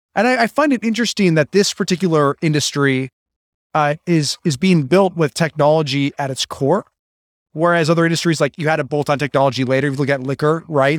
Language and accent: English; Chicago, Illinois, United States; I grew up in Illinois